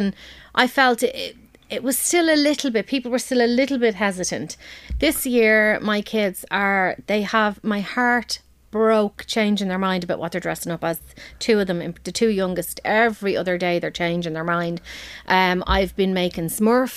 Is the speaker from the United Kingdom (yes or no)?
no; Balbriggan, Leinster, Ireland; I'm from Balbriggan